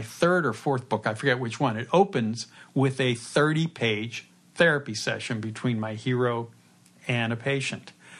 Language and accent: English; Pittsburgh, Pennsylvania, United States; moved away; born and raised in Pittsburgh and went to Pitt, just like me